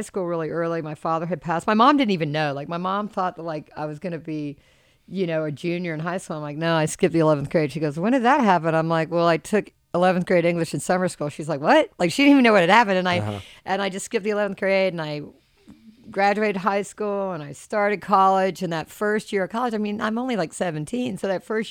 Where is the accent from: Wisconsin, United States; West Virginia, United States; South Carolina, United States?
South Carolina, United States; Charleston; moved away; I grew up middle class on an island called James Island